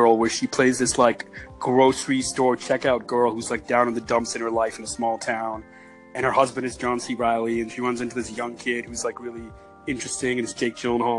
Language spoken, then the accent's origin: English; Canada; I'm Canadian.